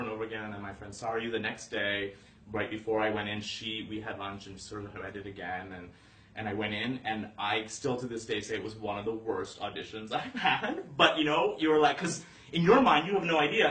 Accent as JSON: {"language": "English", "town": "Calgary", "region": "Alberta", "country": "Canada", "tie": "born or raised there", "also_born_or_lived": "Toronto, Ontario", "moved": "as an adult", "lives_now": "Los Angeles, United States", "said": "I was born in uh, Toronto, and then was there for a little bit, but then actually was raised. My childhood was in Calgary, Alberta."}